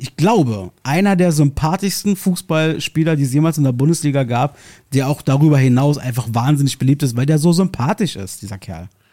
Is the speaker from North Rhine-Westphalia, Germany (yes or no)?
no; Berlin, Germany; hier bei uns in Marzahn